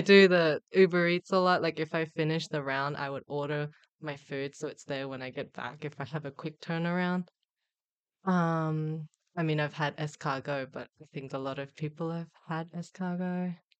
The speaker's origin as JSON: {"language": "English", "country": "Australia", "tie": "born or raised there", "also_born_or_lived": "Busan, South Korea", "said": "moved to Australia"}